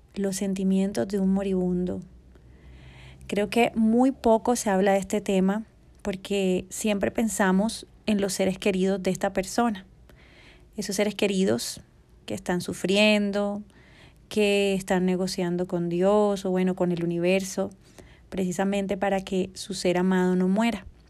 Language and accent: Spanish; Colombia; aquí en mi país, Colombia